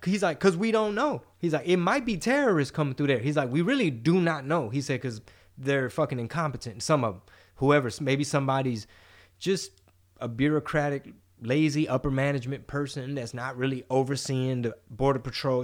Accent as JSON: {"language": "English", "country": "United States", "said": "I'm American"}